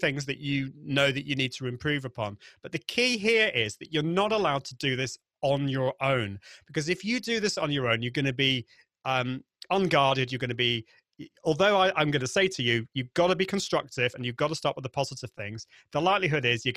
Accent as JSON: {"language": "English", "country": "United Kingdom", "accent": "British", "said": "my British accent"}